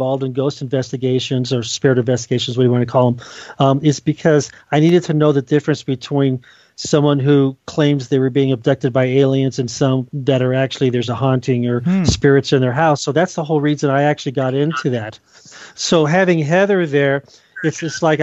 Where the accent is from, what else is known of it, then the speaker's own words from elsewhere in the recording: Colorado, United States; I'm here in my home state